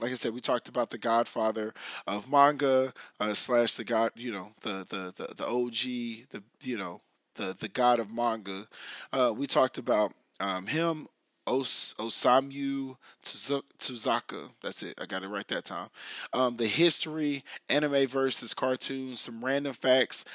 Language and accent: English; United States